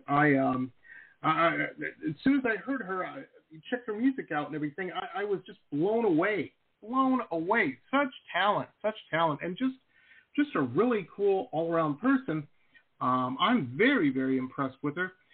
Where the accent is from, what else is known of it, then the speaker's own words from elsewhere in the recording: Detroit, Michigan, United States; also born or lived in Southern California; now in Florida, United States; I grew up in Metro Detroit. I've lived all over. Lived in Southern California for a while